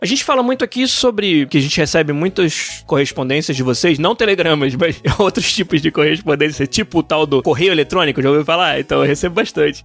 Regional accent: Niterói, Rio de Janeiro, Brazil; Eu sou lá de Niterói

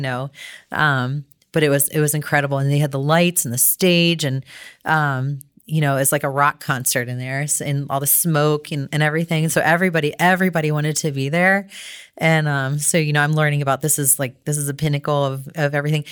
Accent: Cincinnati, Ohio, United States; also born or lived in Toledo; my hometown in Cincinnati

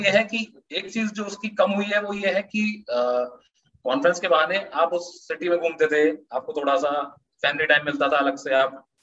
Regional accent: Moradabad, Uttar Pradesh, India; मुरादाबाद मेरा home town है

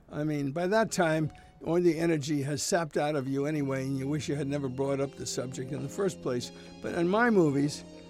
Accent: New York, United States; now in California, United States; I grew up in New York

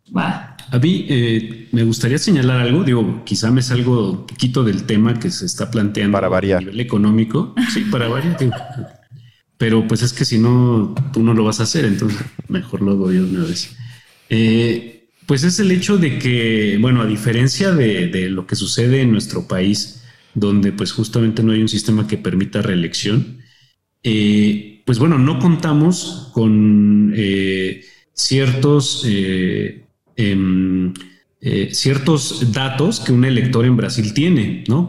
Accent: Mexico; respecto al nuestro como mexicanos

